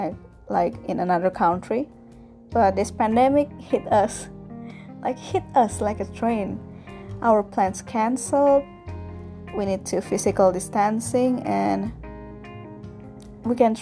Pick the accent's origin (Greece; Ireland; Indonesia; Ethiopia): Indonesia; English is a second language; I'm from Indonesia, located in Southeast Asia